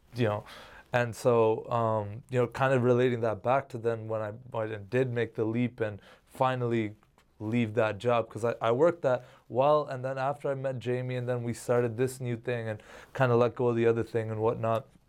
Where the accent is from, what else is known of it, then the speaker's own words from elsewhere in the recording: Canada; I'm Canadian